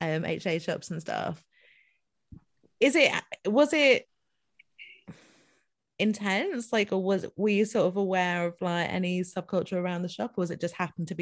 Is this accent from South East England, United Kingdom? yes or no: no; Dundee, Scotland, United Kingdom; moved away; also born or lived in Stowmarket, Suffolk; Well, I'm from Dundee, but I work in Stowmarket, which is just like, I don't know, 10 miles from Hadley.